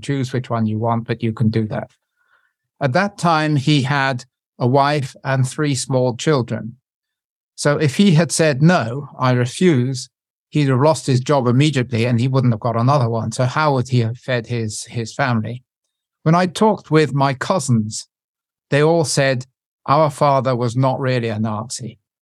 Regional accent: United Kingdom; moved away as an adult; I'm born British

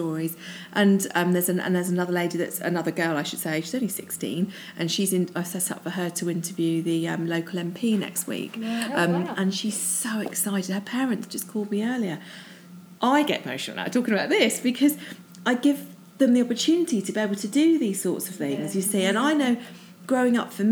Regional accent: Croydon, London, United Kingdom; also born or lived in Oxted / Caterham / Old Coulsdon; I grew up in Croydon. I went to school in Oxted.

